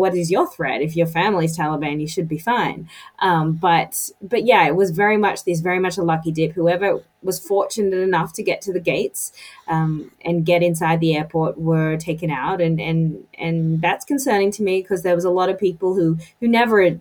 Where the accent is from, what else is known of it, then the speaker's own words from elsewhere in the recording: United States; as an American